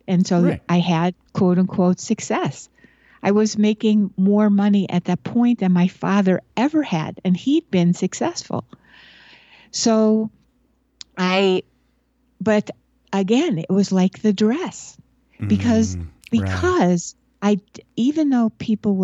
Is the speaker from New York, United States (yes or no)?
yes; Buffalo, New York, United States; I grew up in Buffalo, New York, where there's a lot of snow